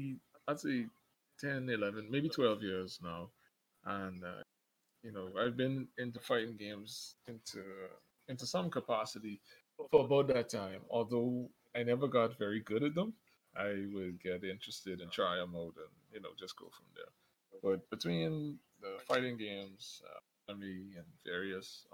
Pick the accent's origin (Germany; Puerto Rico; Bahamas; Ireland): Bahamas; Grand Bahama; I'm from the Bahamas